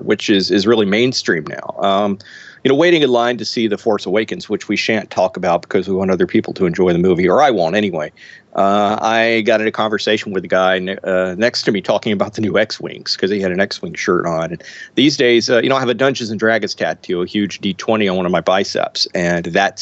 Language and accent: English; Mississippi, United States; I'm from Mississippi, fry up catfish